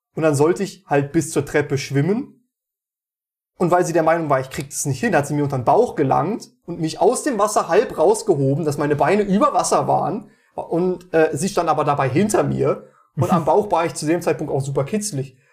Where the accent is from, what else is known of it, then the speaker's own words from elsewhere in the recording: Meiningen, Thuringia, Germany; bei uns in Meiningen